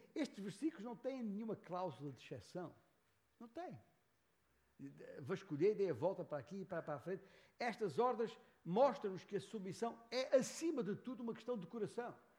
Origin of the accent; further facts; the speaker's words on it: Beja, Alentejo, Portugal; moved away as an adult; also born or lived in Lisbon / São Paulo, Brazil / northern Portugal; Nasci em Beja, Alentejo. Nasci ali num certo dia de 1958, gerado por um determinado casal, António e Ana. Ali na freguesia de Santiago Maior. Ah, e ali cresci até seguir para Lisboa